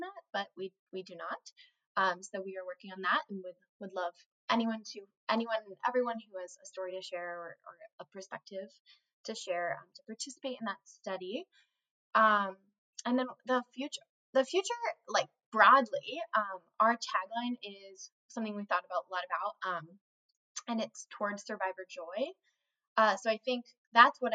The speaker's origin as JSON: {"language": "English", "region": "Colorado", "country": "United States", "moved": "yes", "said": "I'm originally from Colorado"}